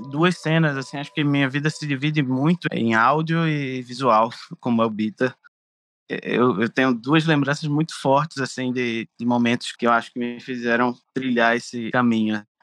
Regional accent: Rio de Janeiro, Brazil; accent: carioca; now in Pernambuco, Brazil; Porque minha família é toda daqui de Pernambuco e eu nasci no Rio. Então, quando eu era criança, eu, eu vinha cá para Pernambuco, mas eu tinha um sotaque de criança carioca.

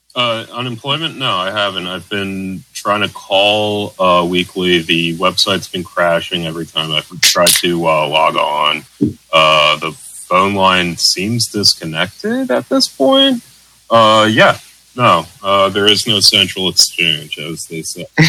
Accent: New York, United States; being from New York.

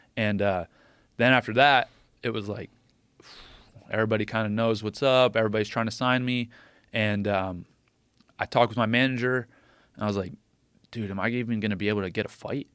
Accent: State College, Pennsylvania, United States; my hometown in State College

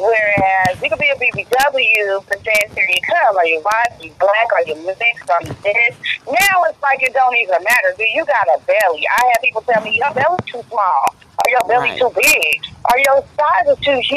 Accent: Richmond, California, United States; from Richmond, California, original Bay Area, Yay Area

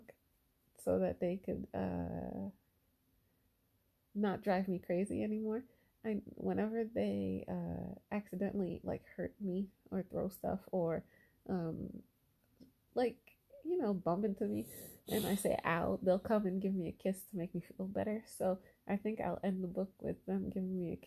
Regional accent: United States; American born, but with parents from Haiti, Haitian background

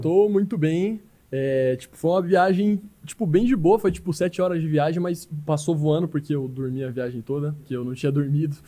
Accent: Campo Grande, Mato Grosso do Sul, Brazil; não sou de Cuiabá, mano. Eu sou de Campo Grande

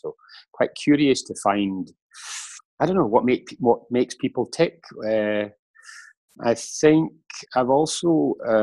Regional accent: Scotland, United Kingdom; moved away as an adult; now in Switzerland; been away from my home country, Scotland, for 23 years.

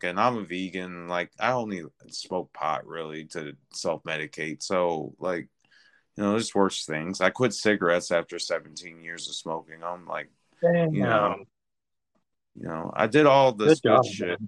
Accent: Chicago, Illinois, United States; now in Austin, United States; I live in Austin, Texas now, which is a pretty more understanding area, where I'm originally from South Chicago

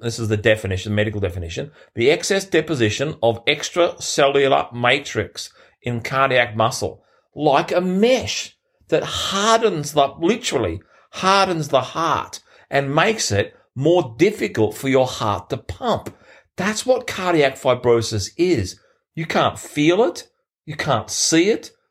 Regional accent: Sydney, New South Wales, Australia; in Sydney, my hometown

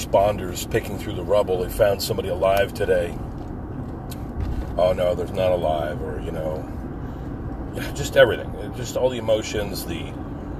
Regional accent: New Jersey, United States; I'm from New Jersey

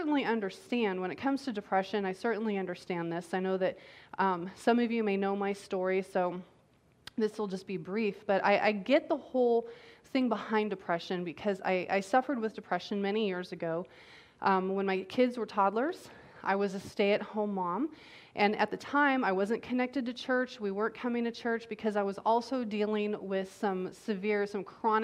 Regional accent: United States; as American citizens

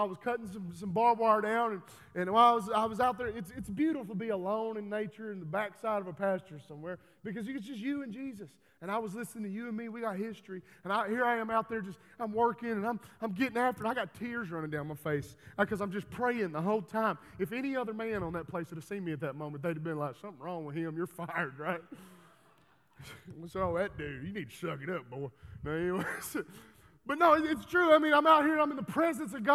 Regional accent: Texas, United States; I'm from Texas

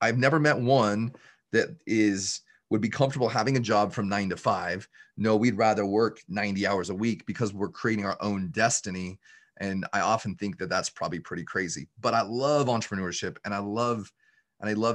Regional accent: just outside of Salt Lake City, Utah, United States; I'm from the Utah area, just outside of Salt Lake City, Utah. And I barely graduated high school

